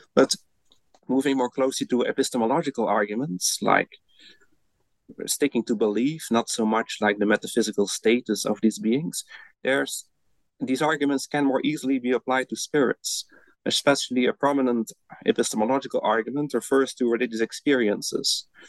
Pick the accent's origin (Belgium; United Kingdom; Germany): Belgium; moved away as an adult; now in Netherlands; I'm originally from Belgium, where I studied first, and then I moved to the Netherlands to get my PhD